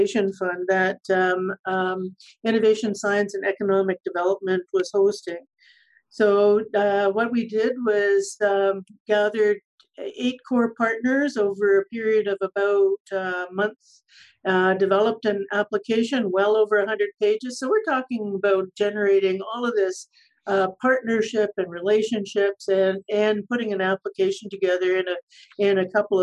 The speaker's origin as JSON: {"language": "English", "town": "Freelton", "region": "Ontario", "country": "Canada", "tie": "born or raised there", "also_born_or_lived": "Guelph, Ontario", "moved": "as an adult", "lives_now": "Alberta, Canada", "said": "I grew up in Eastern Canada in Southern Ontario and found my path to Alberta"}